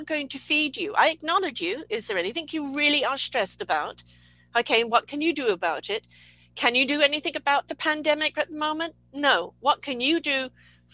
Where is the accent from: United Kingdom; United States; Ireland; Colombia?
United Kingdom; England; I'm come from England